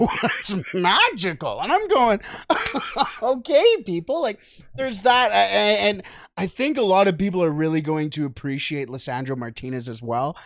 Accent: Canada; we're from Canada

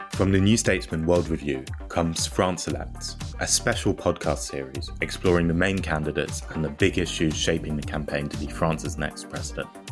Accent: Harlow, East of England, United Kingdom; growing up in Harlow, as I did in the seventies into the eighties

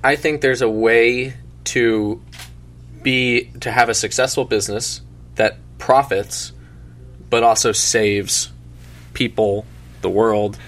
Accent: South Florida, United States; I'm born and raised in South Florida, born and raised at the beach basically every day.

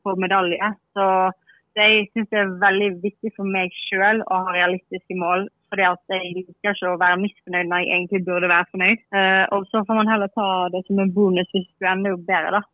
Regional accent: Bergen, Vestland, Norway; moved away; jeg er fra Bergen ennå

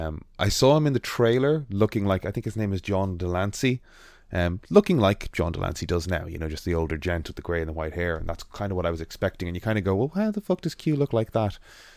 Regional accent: Ireland; accent: Irish; This is an Irish accent, I'm Irish.

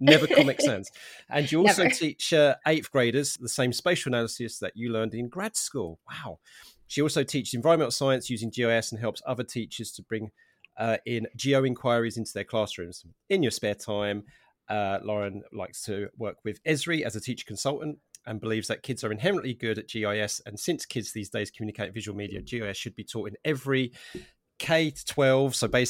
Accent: England, United Kingdom; because I, of course, being English, I've got my cup of tea here, despite the fact that this podcast is called Coffee and Geography.

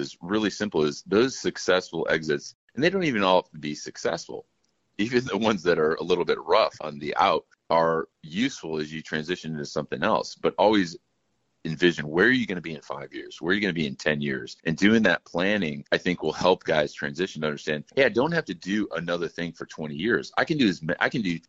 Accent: Chicago, Illinois, United States; I'm from Chicago

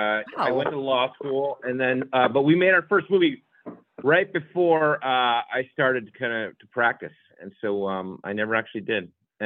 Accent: Connecticut, United States; now in Los Angeles, United States; We're both East Coasters though. Yeah. Lemme grew up in New York. I grew up in Connecticut.

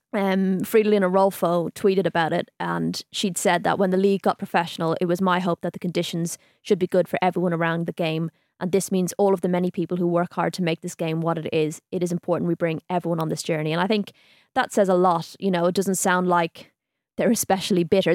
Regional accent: Ireland; being Irish

